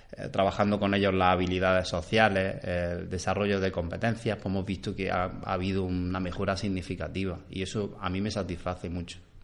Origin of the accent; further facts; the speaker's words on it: Cúllar, Andalusia, Spain; now in Órgiva, Spain; mi pueblo está en la zona norte de Granada, en Cuyar, se llama Cuyar, está justo al lado de Baza